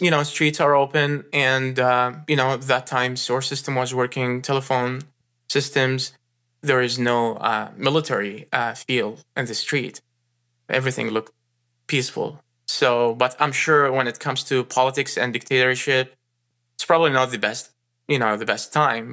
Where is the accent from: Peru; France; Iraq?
Iraq; moved away as an adult; now in United States; I was born in Iraq and raised there and spa-, spent my first twenty-one years there